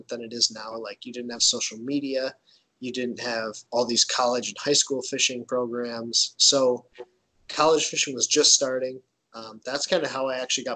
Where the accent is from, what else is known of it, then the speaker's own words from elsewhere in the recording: Michigan, United States; I'm from Michigan, so I'm from up north